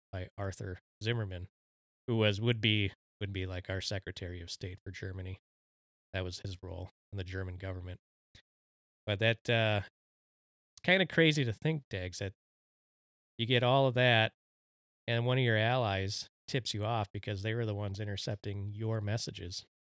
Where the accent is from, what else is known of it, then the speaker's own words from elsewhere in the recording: Mexico; my home country, the Mexicans.